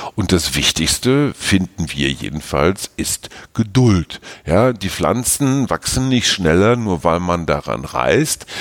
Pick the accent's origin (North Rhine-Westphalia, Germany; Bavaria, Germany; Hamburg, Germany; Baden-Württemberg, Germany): North Rhine-Westphalia, Germany; Münster; aus meiner Heimatstadt Münster